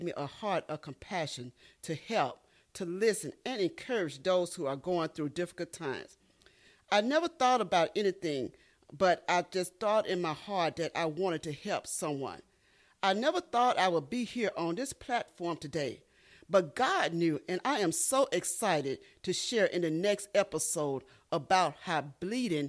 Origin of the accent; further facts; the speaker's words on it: Panther Burn, Mississippi, United States; my hometown of Panther Burn, Mississippi